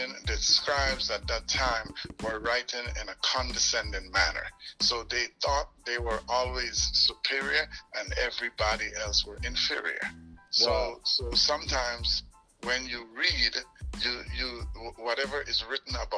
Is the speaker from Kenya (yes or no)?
no; Dangriga, Stann Creek District, Belize; now in Virginia, United States; I was born in Belize